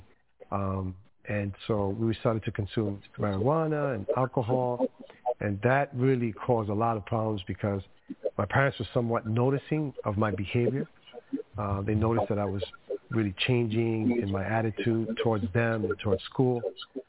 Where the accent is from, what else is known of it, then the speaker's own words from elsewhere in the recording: New York City, New York, United States; first language Spanish; English is a second language; also born or lived in Dominican Republic; I was raised in Queens, New York. My parents are from the Dominican Republic.